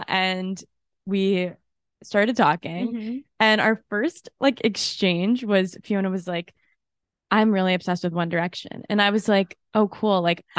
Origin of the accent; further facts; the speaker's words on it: New York, United States; like we're from New York.